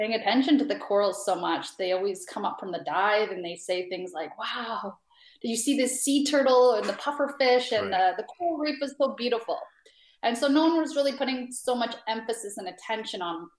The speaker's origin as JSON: {"language": "English", "country": "Canada", "moved": "yes", "said": "I'm from Canada"}